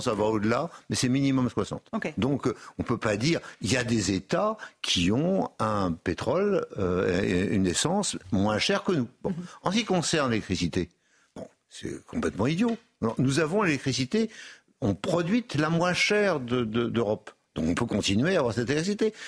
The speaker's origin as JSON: {"language": "French", "region": "Brittany", "country": "France", "tie": "born or raised there", "moved": "yes", "said": "j'ai été dans ma Bretagne natale"}